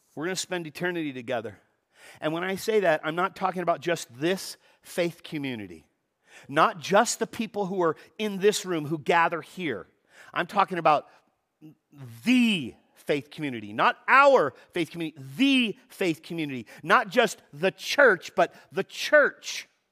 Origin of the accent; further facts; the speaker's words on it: Los Angeles, California, United States; I was born in Van Nuys Hospital down in the valley, no longer exists, but, uh, I was born and raised in the valley